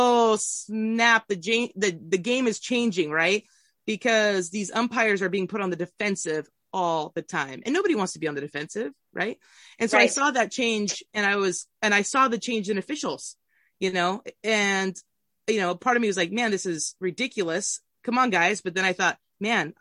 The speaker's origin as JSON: {"language": "English", "region": "Southern Oregon", "country": "United States", "tie": "born or raised there", "said": "I grew up in Southern Oregon."}